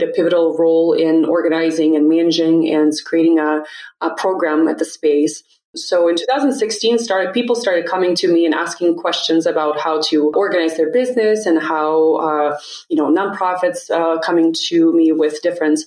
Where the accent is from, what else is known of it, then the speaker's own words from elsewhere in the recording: Russia; moved away as an adult; now in United States; So I was born and raised in Russia. I moved to the States when I was 18